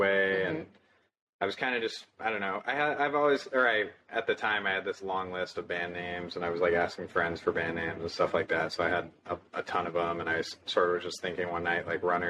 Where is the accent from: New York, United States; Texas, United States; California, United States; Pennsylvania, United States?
California, United States; moved away as an adult; now in Florida, United States; I am originally from California